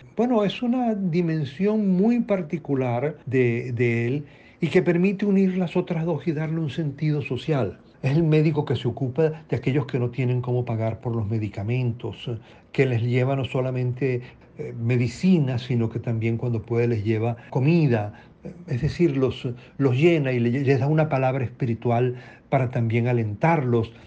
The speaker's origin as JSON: {"language": "Spanish", "region": "Trujillo", "country": "Venezuela", "said": "Yo soy trujillano, mi familia es trujillana"}